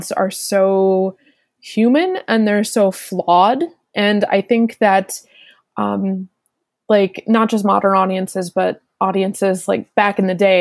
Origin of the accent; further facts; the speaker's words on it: United States; I am from the States